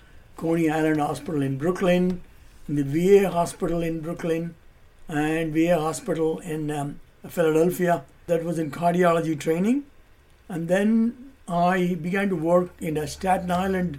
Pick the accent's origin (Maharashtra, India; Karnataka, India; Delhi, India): Maharashtra, India; Mumbai; I joined in fourth grade in Mumbai and finished my high school